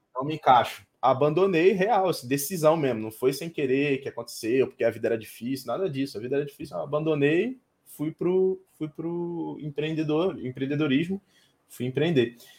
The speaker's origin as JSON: {"language": "Portuguese", "town": "Cabo Frio", "region": "Rio de Janeiro", "country": "Brazil", "moved": "yes", "lives_now": "Alphaville, Brazil", "said": "eu tô em Alphaville agora, né, mas eu sou de Cabo Frio"}